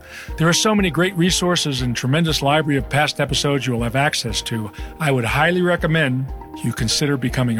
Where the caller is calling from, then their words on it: Santa Fe, New Mexico, United States; Hi, this is … from Santa Fe, New Mexico.